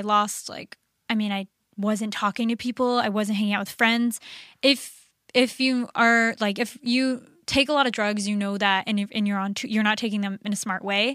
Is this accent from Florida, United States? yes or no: yes; Orlando, Florida, United States; moved away; I'm from Orlando